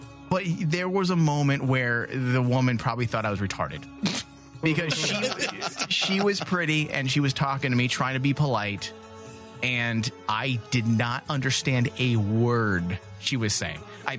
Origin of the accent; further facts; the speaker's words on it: Mexico; just like I'm Mexican.